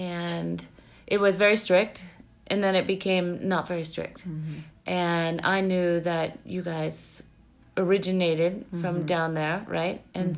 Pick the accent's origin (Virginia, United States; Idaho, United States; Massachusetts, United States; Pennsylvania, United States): Massachusetts, United States; now in Chicago, United States; I'm from Chicago, although I'm originally from Massachusetts.